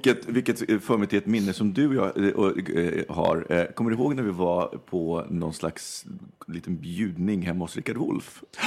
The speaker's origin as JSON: {"language": "Swedish", "town": "Stockholm", "region": "Stockholm County", "country": "Sweden", "tie": "born or raised there", "said": "Stockholm eller Skärholmen, det är uppväxt i Vårberg"}